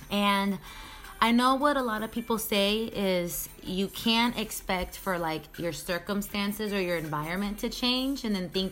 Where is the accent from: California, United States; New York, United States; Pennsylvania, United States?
California, United States; Sacramento; moved away as an adult; also born or lived in San Jose; now in Miami, United States; I've been in Sacramento my whole life, elementary school, middle school, high school, college, everything